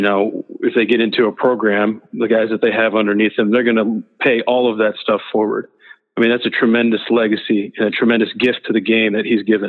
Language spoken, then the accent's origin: English; Midwest, United States; also born or lived in Nebraska / Tulsa / Broken Arrow; growing up in the Midwest, in the North